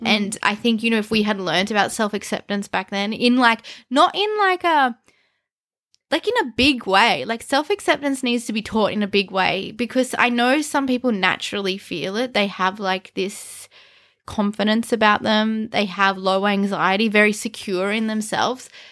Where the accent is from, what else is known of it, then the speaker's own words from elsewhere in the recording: Canberra, Australian Capital Territory, Australia; we grew up in Canberra and it's called the bush capital for a reason